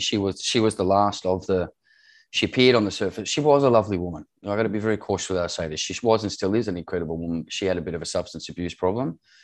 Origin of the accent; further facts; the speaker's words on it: Australia; moved away as an adult; also born or lived in Middle East; I'm Australian, born and bred